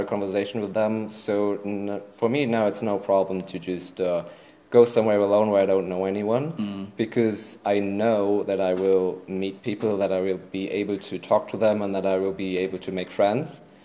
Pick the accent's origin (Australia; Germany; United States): Germany; English is a second language; I grew up in Germany